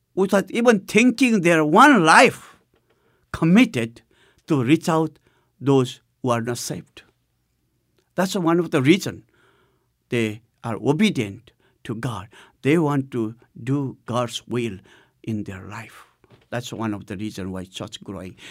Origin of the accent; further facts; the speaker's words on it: Nepal; the first church of Nepal, which was in my hometown.